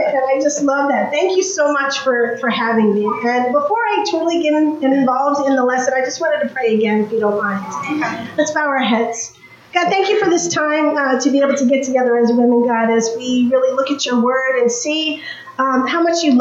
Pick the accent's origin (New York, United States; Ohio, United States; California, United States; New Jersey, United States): New York, United States; now in Greensboro, United States; I'm originally from New York